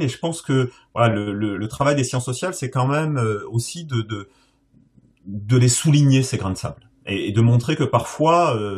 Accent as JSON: {"language": "French", "town": "Bordeaux", "region": "Nouvelle-Aquitaine", "country": "France", "moved": "yes", "said": "ma région d'origine"}